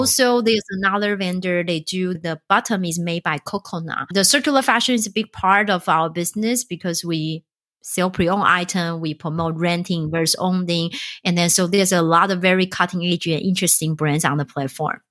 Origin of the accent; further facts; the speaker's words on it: Taiwan; moved away; I'm originally from Taiwan